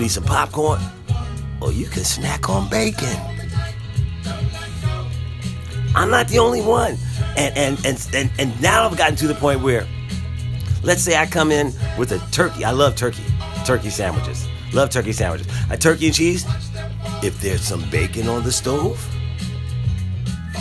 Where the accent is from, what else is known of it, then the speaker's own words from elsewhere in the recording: Philadelphia, Pennsylvania, United States; I grew up in Philadelphia, and I grew up as a part of a large family